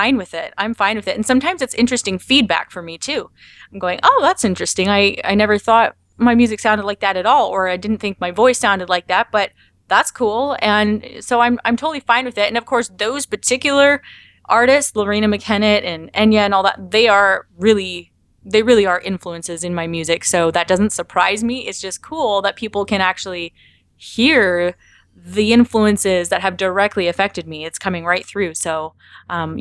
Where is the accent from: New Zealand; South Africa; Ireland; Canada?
Canada; I'm Canadian